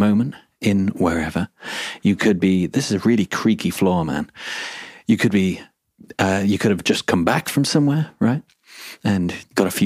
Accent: England, United Kingdom; I'm English

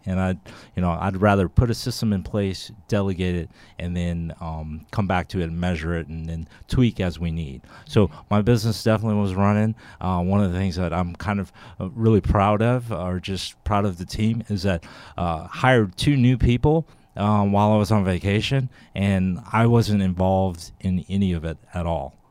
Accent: Texas, United States; I'm from Texas as well.

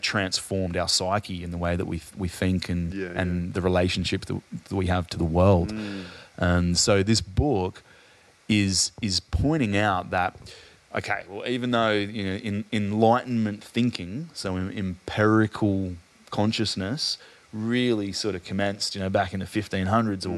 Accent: Adelaide, South Australia, Australia; moved away; I'm from Adelaide originally

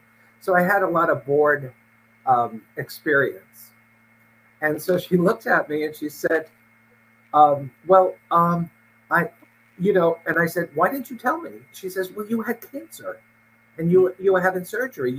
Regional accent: New York City, New York, United States; moved away as an adult; also born or lived in California; now in Connecticut, United States; I grew up in New York City in the Queens section and lived most of my life there until I was about 20, 21

